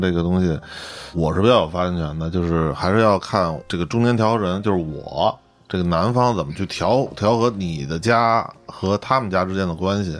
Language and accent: Chinese; Beijing, China; 我又是北京的